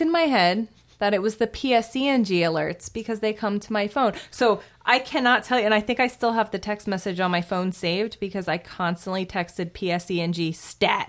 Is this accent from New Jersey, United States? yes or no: yes; New Jersey, United States; I'm actually from New Jersey